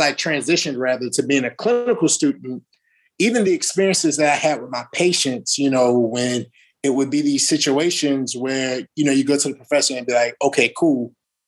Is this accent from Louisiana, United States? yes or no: yes; New Orleans, Louisiana, United States; moved away as an adult; I'm from New Orleans, Louisiana